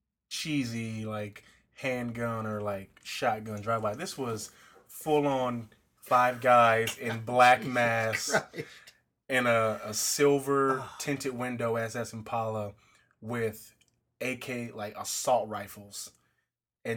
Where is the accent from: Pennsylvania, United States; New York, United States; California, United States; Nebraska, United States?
California, United States; Compton; I grew up in Compton.